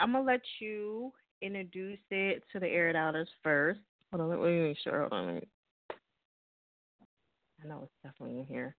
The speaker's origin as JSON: {"language": "English", "region": "New Jersey", "country": "United States", "also_born_or_lived": "Lancaster, California / Palmdale, California / Los Angeles / Little Rock", "moved": "yes", "said": "I'm originally from Jersey"}